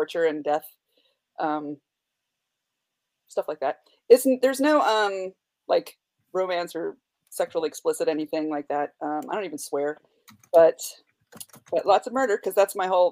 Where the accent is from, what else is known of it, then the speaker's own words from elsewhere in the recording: North Carolina, United States; I'm from North Carolina.